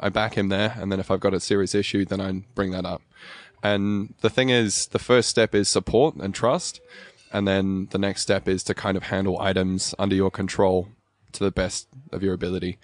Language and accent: English; Albury, New South Wales, Australia; also born or lived in Cape Town, South Africa; I was born in South Africa in Cape Town. Um, I finished high school here, though, so in Aubrey, just over the border in New South Wales.